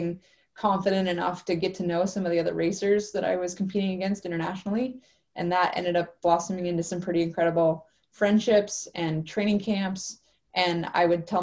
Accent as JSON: {"language": "English", "region": "Alaska", "country": "United States", "tie": "born or raised there", "moved": "yes", "lives_now": "Penticton, Canada", "said": "growing up in Alaska"}